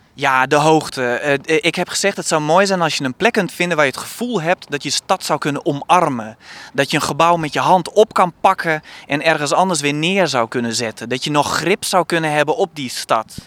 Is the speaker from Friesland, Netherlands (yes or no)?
yes; Kollumerzwaag, Friesland, Netherlands; moved away; ik kom oorspronkelijk uit Kolmenswaag, een dorp van 3000 inwoners in Friesland